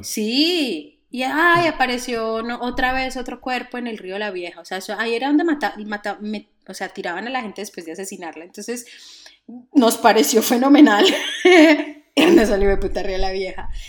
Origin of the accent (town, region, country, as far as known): Colombia